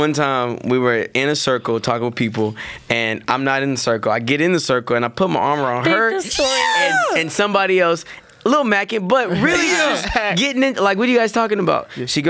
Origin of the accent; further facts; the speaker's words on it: Channelview, Texas, United States; I'm from Channel View